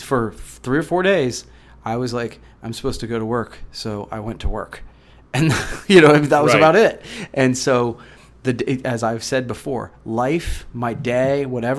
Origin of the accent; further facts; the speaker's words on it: Coshocton, Ohio, United States; I'm from Coshocton, Ohio.